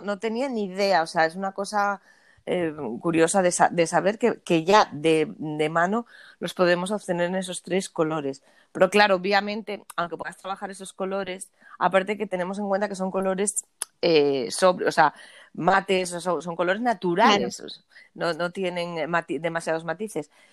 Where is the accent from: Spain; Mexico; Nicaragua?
Spain; Asturias